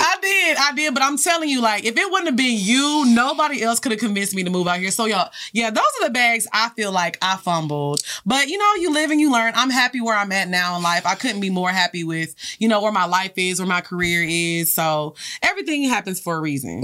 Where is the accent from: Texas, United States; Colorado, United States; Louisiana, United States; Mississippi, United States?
Texas, United States; Orange; also born or lived in Houston; I grew up in Orange